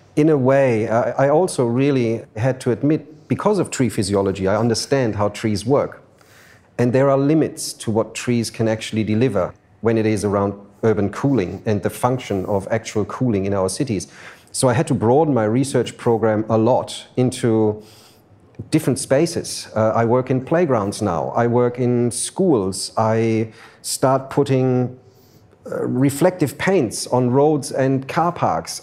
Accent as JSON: {"language": "English", "town": "Frankfurt", "region": "Hesse", "country": "Germany", "tie": "born or raised there", "moved": "as an adult", "lives_now": "Sydney, Australia", "said": "I grew up in Frankfurt, in Germany"}